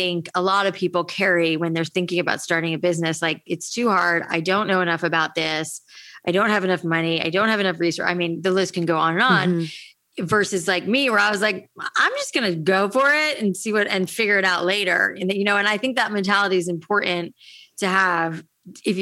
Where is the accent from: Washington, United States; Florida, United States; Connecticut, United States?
Florida, United States; I grew up in Florida